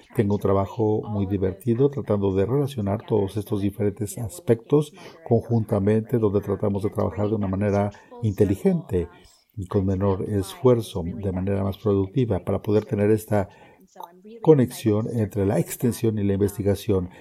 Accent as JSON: {"language": "Spanish", "town": "College Station", "region": "Texas", "country": "United States", "tie": "born or raised there", "also_born_or_lived": "Abilene, Texas / Kansas", "said": "nací, me crié en Texas, soy de una ciudad que no necesariamente tiene una base agrícola, es decir, College Station"}